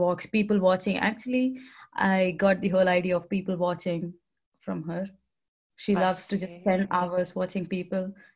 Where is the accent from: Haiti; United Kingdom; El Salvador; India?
India; accent: Indian; now in Netherlands; with my Indian accent, you can figure out that I'm from India